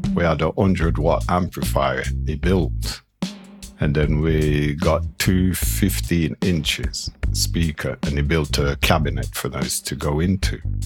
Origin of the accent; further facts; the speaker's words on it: Nottingham, East Midlands, United Kingdom; we came from Nottingham.